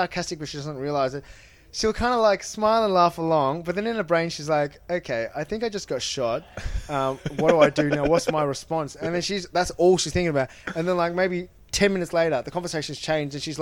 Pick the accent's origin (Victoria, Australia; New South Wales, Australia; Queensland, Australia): Victoria, Australia; Melbourne; grew up in Burwood in Melbourne.